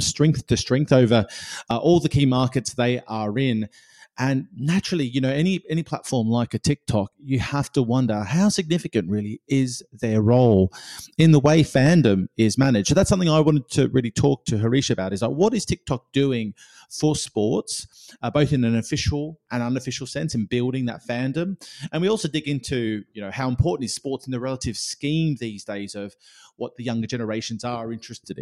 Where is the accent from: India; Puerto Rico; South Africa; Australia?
Australia; now in United Kingdom; I come from Australia where that's not a problem